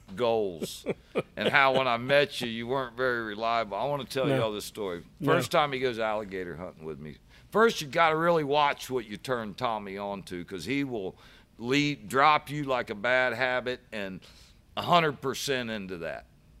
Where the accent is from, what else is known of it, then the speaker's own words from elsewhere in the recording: St. Petersburg, Florida, United States; I'm from St. Pete. I'm out here in Kissimmee.